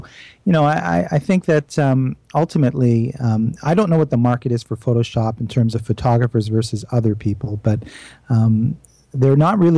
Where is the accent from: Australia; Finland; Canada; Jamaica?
Canada; I'm a Canadian, though.